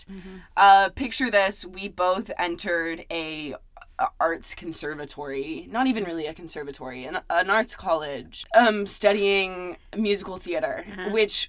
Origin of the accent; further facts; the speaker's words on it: outside Seattle, Washington, United States; now in Los Angeles, United States; Just outside of Seattle.